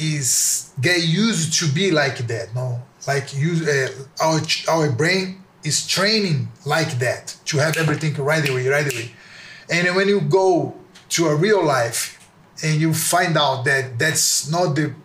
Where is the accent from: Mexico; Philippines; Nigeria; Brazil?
Brazil; near the Amazon; also born or lived in Salvador, Bahia, Brazil / Japan (father's origin); I was born in Salvador, is one state in Brazil. Then I moved to close to the Amazon